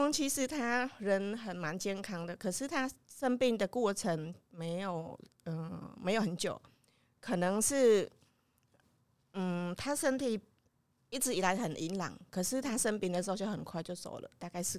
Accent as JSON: {"language": "Chinese", "country": "Cambodia", "moved": "as an adult", "lives_now": "Yilan, Taiwan", "said": "我来自柬埔寨，我来台湾已经有二十年了。"}